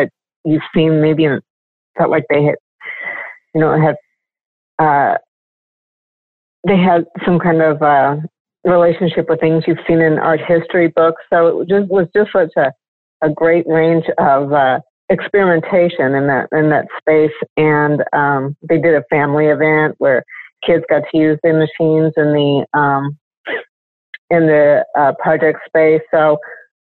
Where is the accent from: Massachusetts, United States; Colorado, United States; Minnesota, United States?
Colorado, United States; Pueblo; moved away as an adult; also born or lived in Seattle, Washington / Grand Junction, Colorado; now in Riverside, United States; I grew up in Colorado. Well, Seattle first for a short while, and then Colorado, mostly in Pueblo, Colorado